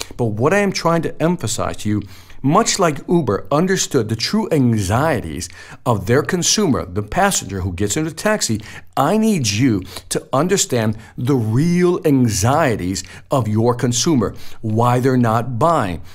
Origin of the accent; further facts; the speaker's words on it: Chicago, Illinois, United States; You know, I'm from Chicago. I'm from the inner city.